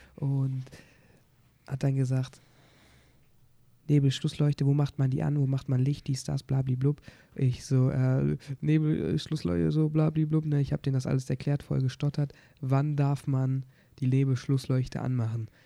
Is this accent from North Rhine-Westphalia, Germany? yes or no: yes; Oberhausen, North Rhine-Westphalia, Germany; ich komme aus Oberhausen, habe auch Prüfung hier gemacht